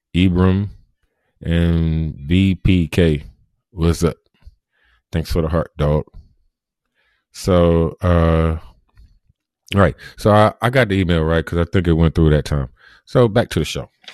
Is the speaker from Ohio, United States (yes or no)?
yes; Cleveland, Ohio, United States; I'm from Cleveland, Ohio. Born and raised